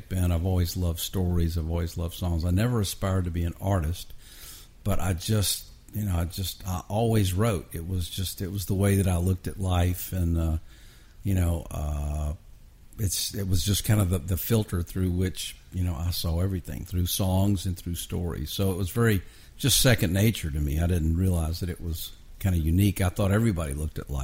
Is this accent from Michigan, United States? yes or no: no; Atlanta, Georgia, United States; also born or lived in Texas; now in Nashville, United States; I grew up in Atlanta